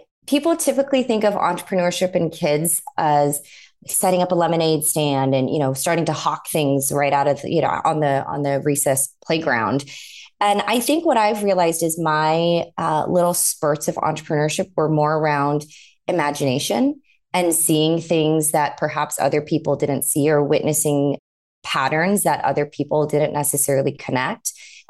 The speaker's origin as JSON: {"language": "English", "town": "San Diego", "region": "California", "country": "United States", "tie": "born or raised there", "moved": "as an adult", "lives_now": "New York, United States", "said": "San Diego is an incredible place to grow up."}